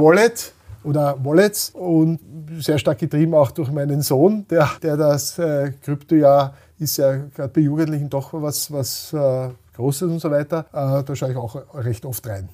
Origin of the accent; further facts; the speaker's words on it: Austria; wir rühmen uns als Österreicher